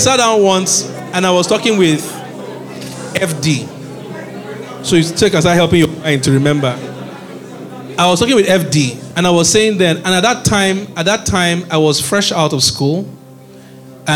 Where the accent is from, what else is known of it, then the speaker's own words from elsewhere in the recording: Nigeria; also born or lived in Edo / University of Benin; I'm as Nigerian as they come